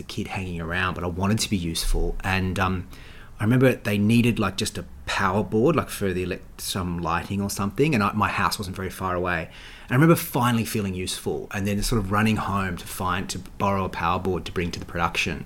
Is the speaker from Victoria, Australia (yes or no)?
no; Queanbeyan, New South Wales, Australia; moved away; Queanbeyan, that's where I grew up.